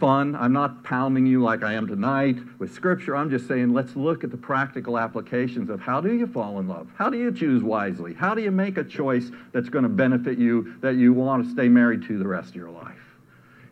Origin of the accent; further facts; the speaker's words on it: Washington, District of Columbia, United States; I grew up in Washington, D.C.